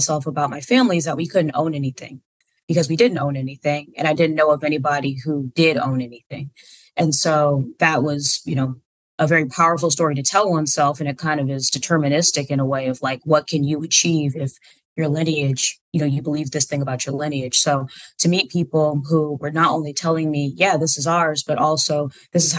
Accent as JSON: {"language": "English", "town": "Alexandria", "region": "Virginia", "country": "United States", "tie": "born or raised there", "also_born_or_lived": "Fairfax, Virginia / Springfield, Virginia / Washington, D.C. / Southern Maryland", "moved": "as an adult", "lives_now": "Seattle, United States", "said": "I was born in Fairfax, Virginia, and then raised in Springfield. And eventually most of my life, I lived in Alexandria, Virginia"}